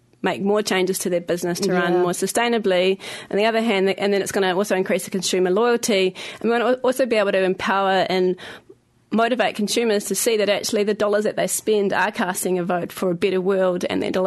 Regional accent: Christchurch, Canterbury, New Zealand; now in Wellington, New Zealand; I am from Christchurch

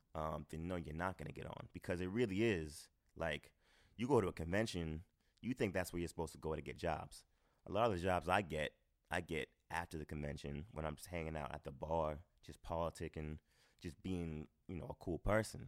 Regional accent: Boston, Massachusetts, United States; moved away as an adult; now in New York, United States; growing up in Boston

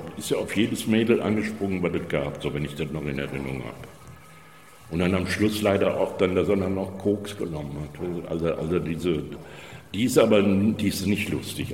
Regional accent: Germany; moved away; also born or lived in Düsseldorf; ich bin ja in Hessen Stadtwald groß geworden

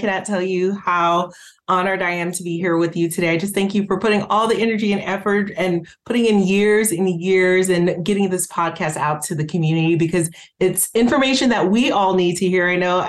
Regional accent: Haiti; moved away; I came from Haiti, like you mentioned a little bit earlier

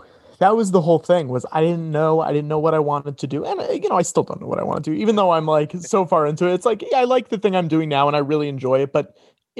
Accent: Connecticut, United States; I'm from Connecticut. Right. Yeah. So this was like less than an hour away.

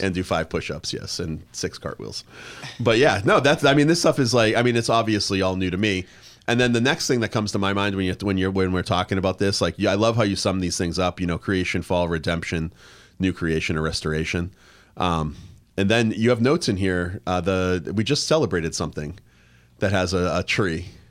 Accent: Plymouth, Massachusetts, United States; moved away; I grew up in the Northeast, right? So I grew up in Plymouth, Massachusetts

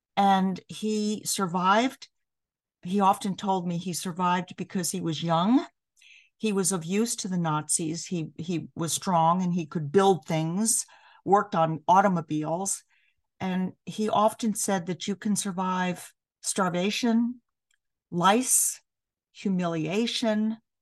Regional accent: New York City, New York, United States; moved away; I grew up in New York City, so I grew up in diversity.

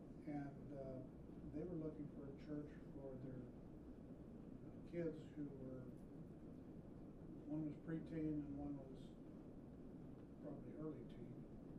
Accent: Haiti; I was born and raised in Haiti.

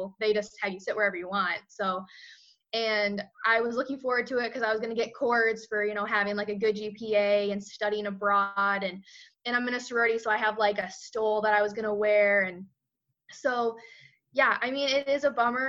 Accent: Hamilton, Michigan, United States; moved away; I'm from Hamilton, Michigan, graduated in 2016

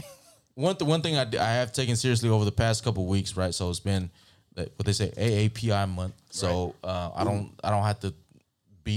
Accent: San Diego, California, United States; I grew up in Southeast.

